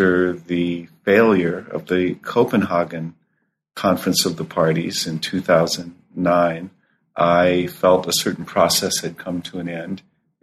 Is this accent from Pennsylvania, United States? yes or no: no; Southern California, United States; moved away as an adult; also born or lived in Boulder, Colorado; As a child growing up in Southern California